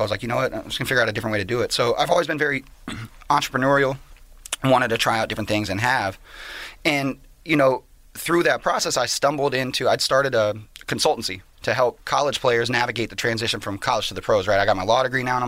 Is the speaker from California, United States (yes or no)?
yes; Riverside, California, United States; moved away; also born or lived in Portland, Oregon; I grew up in Riverside, California, moved to Portland, Oregon